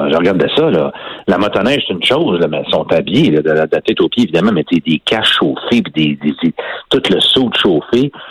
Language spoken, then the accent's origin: French; Trois-Rivières, Quebec, Canada; Trois-Rivières, là, à côté, qui est à 20 minutes de là, là.